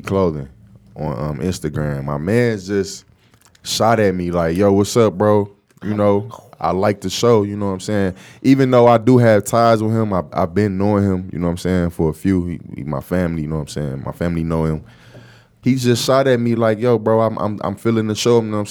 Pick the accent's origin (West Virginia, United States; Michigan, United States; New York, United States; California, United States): Michigan, United States; Detroit